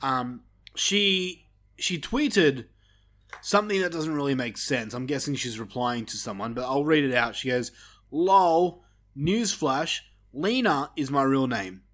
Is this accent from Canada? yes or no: no; Australia; We're Australian